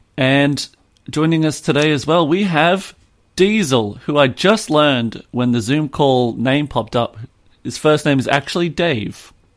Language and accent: English; Australia; I'm Australian.